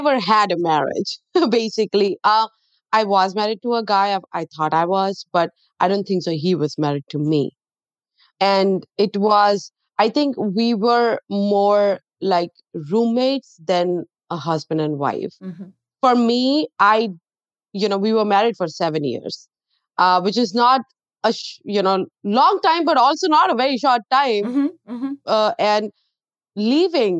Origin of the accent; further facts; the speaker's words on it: North India, India; moved away as an adult; now in United States; I'm from North